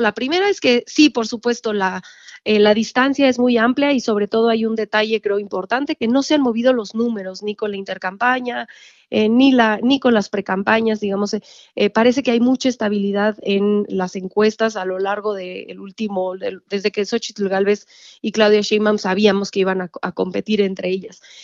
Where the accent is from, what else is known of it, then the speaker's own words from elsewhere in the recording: Mexico; como mexicanos